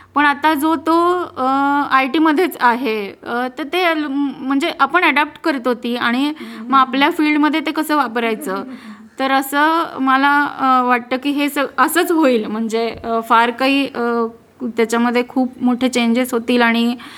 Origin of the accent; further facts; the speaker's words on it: Khandesh, Maharashtra, India; तशी मी लहानपणापासून खानदेशी आहे